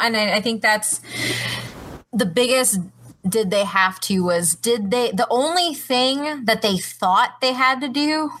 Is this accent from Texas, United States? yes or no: yes; Texas, United States; I'm from Texas